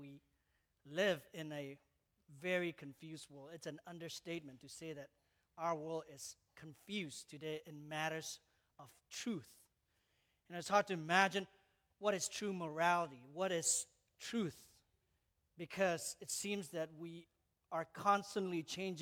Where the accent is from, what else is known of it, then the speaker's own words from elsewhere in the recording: Malaysia; moved away; I grew up in Malaysia